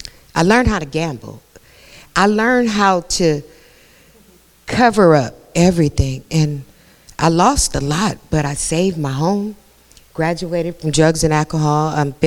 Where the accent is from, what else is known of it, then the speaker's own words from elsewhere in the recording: San Francisco, California, United States; We came out here from San Francisco, California.